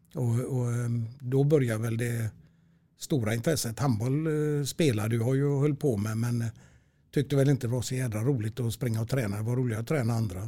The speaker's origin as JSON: {"language": "Swedish", "town": "Stenkullen", "region": "Västra Götaland", "country": "Sweden", "tie": "born or raised there", "also_born_or_lived": "Gothenburg (Heden)", "said": "där bodde jag tills jag var fem år. Sen köpte min farsa ett eh, hus uppe i Stenkullen i Lerums kommun"}